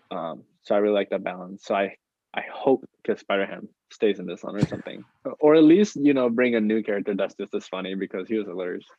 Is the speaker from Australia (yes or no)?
no; Puerto Rico; moved away as an adult; now in United States; me growing up in Puerto Rico, I didn't I wasn't really that exposed to art, um, which is why I moved to the United States right here to pursue